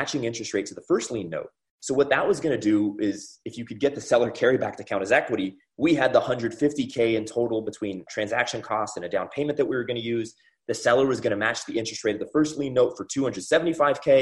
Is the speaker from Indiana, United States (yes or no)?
no; California, United States; I'm actually from California originally, went to school in UCLA, so I'm a California boy